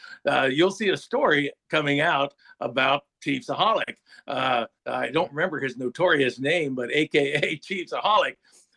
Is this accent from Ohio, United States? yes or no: yes; Warren, Ohio, United States; born there; But it comes back to I was born in Warren, Ohio.